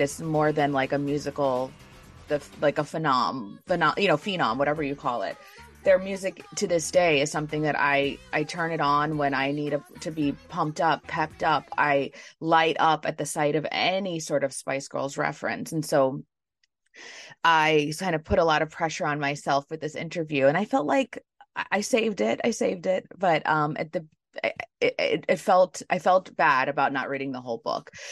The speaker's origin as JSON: {"language": "English", "town": "New York City", "region": "New York", "country": "United States", "tie": "born or raised there", "said": "I was born and raised in New York City"}